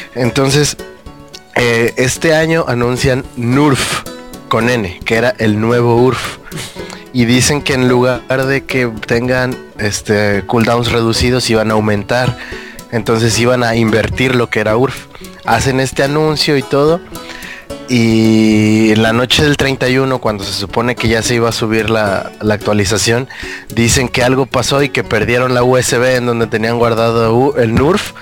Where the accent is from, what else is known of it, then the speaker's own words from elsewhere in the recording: Acapulco, Guerrero, Mexico; now in Mexico City, Mexico; me vine a mi pueblo